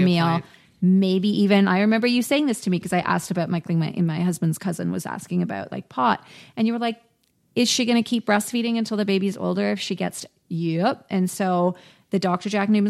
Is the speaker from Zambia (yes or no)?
no; South Africa; moved away; I was born and brought up in South Africa